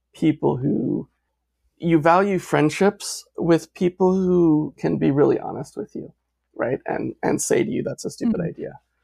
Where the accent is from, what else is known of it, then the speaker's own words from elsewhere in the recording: United States; as an American, as a white male